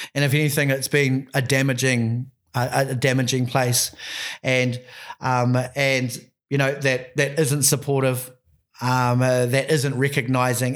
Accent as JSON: {"language": "English", "area": "Bay of Islands, Te Rāwhiti", "region": "Northland", "country": "New Zealand", "said": "I'm from the Bay of Islands, bro. I'm from up at, um, up, up a little place called Te Rāwhiti."}